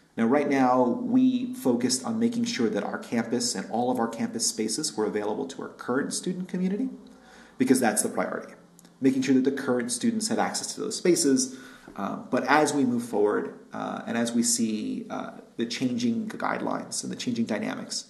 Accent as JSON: {"language": "English", "region": "New York", "country": "United States", "tie": "born or raised there", "moved": "yes", "lives_now": "Berkeley, United States", "said": "I'm born and raised in New York"}